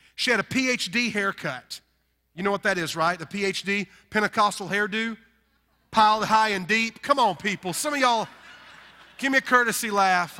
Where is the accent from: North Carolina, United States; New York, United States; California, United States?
North Carolina, United States; accent: Southern; we're from North Carolina and we're rednecks